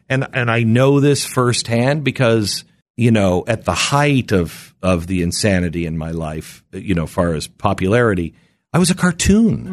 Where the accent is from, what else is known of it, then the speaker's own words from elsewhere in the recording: Pacific Northwest, United States; moved away; I grew up in the Pacific Northwest